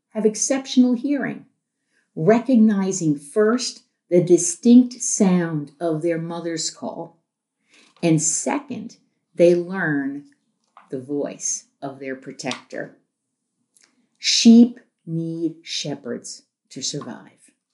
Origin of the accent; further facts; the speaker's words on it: New York City, New York, United States; I grew up in New York City